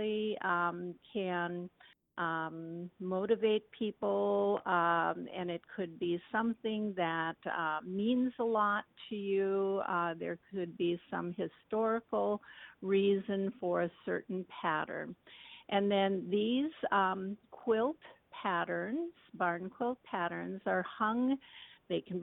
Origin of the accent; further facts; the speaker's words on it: Halstad, Minnesota, United States; also born or lived in Bemidji, Minnesota; I was born and raised in Norman County on the west side. I grew up in Halsted, Minnesota